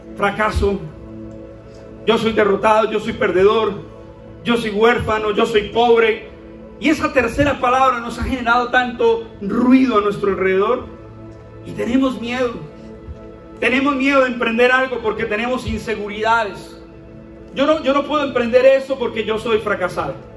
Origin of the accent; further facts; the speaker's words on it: Bucaramanga, Santander, Colombia; así hablamos acá, niña. Es nuestra identidad